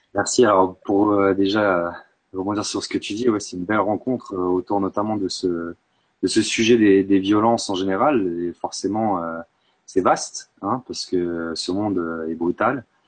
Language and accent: French; Bourg-Saint-Maurice, Auvergne-Rhône-Alpes, France; also born or lived in Grenoble; j'étais au collège à Bourg-Saint-Maurice, même si je suis né à Grenoble. Euh, mes parents sont, sont, venus en Savoie, j'avais 7 ans